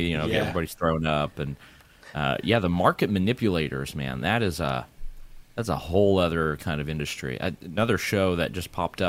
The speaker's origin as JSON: {"language": "English", "country": "Canada", "said": "And I am Canadian."}